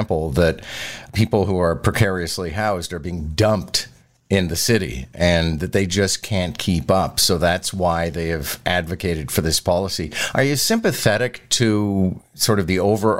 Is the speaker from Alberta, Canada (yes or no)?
no; Quebec, Canada; moved away; I'm from Quebec originally